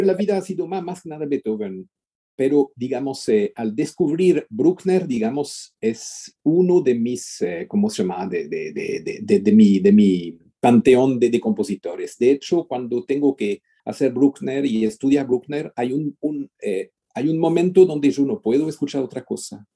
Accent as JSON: {"language": "Spanish", "country": "Switzerland", "tie": "born or raised there", "said": "yo nací en Suiza"}